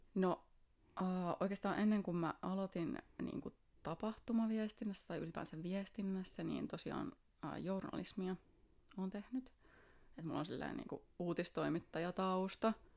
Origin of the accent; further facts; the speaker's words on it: Espoo, Uusimaa, Finland; also born or lived in Tampere; Tulen Espoosta